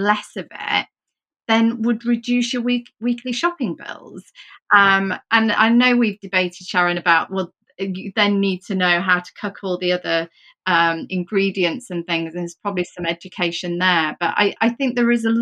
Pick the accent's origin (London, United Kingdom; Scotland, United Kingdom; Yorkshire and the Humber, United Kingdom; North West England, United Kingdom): Yorkshire and the Humber, United Kingdom; I'm from Yorkshire.